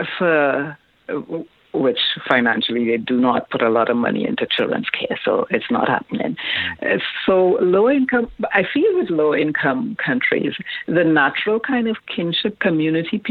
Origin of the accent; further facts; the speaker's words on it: Trinidad & Tobago; I grew up in Trinidad